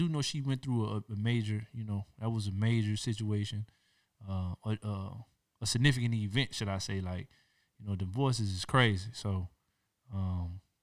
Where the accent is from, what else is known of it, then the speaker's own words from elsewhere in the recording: the South, United States; now in Chino, United States; I'm from the South